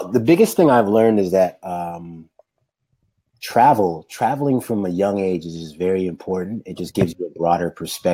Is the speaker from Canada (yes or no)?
yes; Toronto, Ontario, Canada; born or raised there; also born or lived in Dominica / Los Angeles, United States